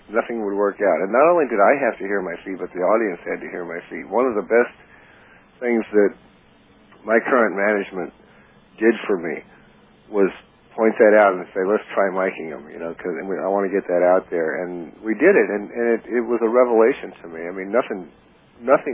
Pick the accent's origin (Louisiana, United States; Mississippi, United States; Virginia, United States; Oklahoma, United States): Louisiana, United States; New Orleans; moved away as an adult; also born or lived in Miami / Ecuador / Texas; New Orleans became home. I mean, we went a lot of places out of New Orleans, but we always returned there, and that was actually my home until I was in my early 20s